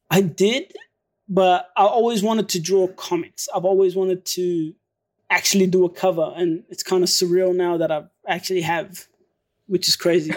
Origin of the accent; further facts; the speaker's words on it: Melbourne, Victoria, Australia; also born or lived in Syria; my dad flew us over here to S, Melbourne, Australia, and ever since then, I've been living in Melbourne, Australia